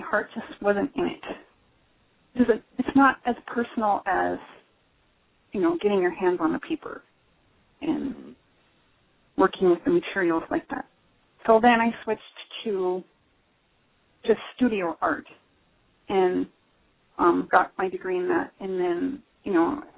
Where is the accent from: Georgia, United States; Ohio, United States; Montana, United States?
Montana, United States; I grew up in Montana, and I'm still here.